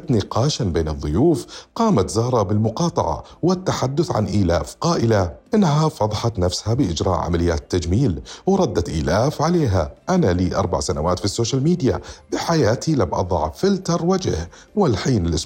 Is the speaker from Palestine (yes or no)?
no; Saudi Arabia; انت عارف انه انا سعودي